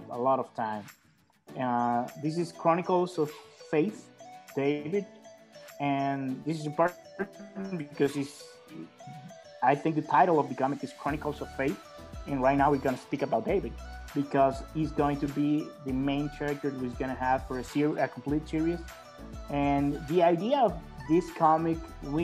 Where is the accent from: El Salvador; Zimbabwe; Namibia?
El Salvador; I'm from El Salvador